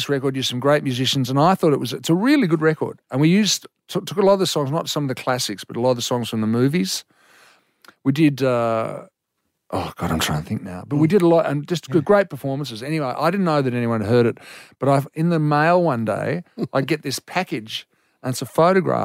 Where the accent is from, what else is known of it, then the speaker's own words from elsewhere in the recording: Victoria, Australia; I grew up in Victoria